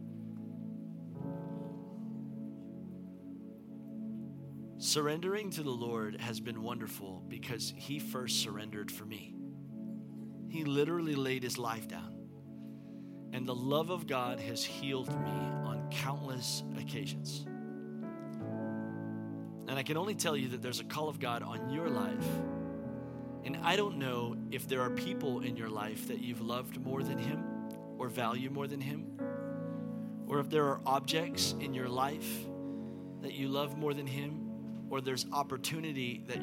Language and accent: English; United States; in my life as an American